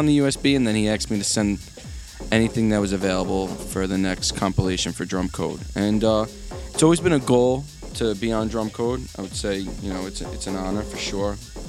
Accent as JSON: {"language": "English", "region": "New York", "country": "United States", "moved": "yes", "lives_now": "New Jersey, United States", "said": "I'm originally from New York, and now I live in New Jersey"}